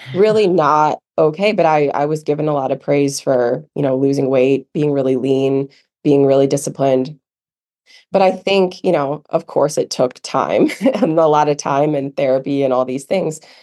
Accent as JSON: {"language": "English", "region": "Midwest", "country": "United States", "tie": "born or raised there", "also_born_or_lived": "Michigan", "moved": "as an adult", "lives_now": "Asheville, United States", "said": "growing up in the Midwest"}